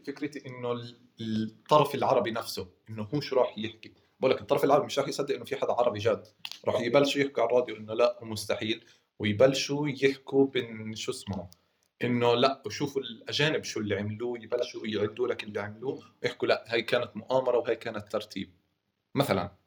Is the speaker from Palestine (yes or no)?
yes; Hebron, West Bank, Palestine